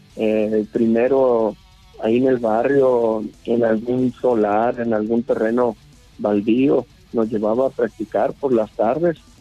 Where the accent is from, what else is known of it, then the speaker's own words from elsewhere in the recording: Nuevo Laredo, Tamaulipas, Mexico; also born or lived in Navojoa, Sonora; now in Hermosillo, Mexico; yo nací en Nuevo Laredo, Tamaulipas, pero tengo ya más de 30 años radicando en Sonora, en Navojoa